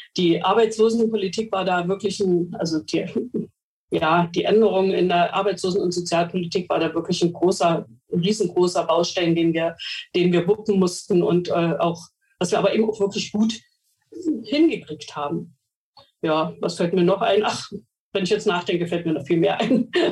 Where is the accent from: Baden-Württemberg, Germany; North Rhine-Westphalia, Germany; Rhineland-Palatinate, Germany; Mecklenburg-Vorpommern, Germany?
Mecklenburg-Vorpommern, Germany; Bei uns in Mecklenburg-Vorpommern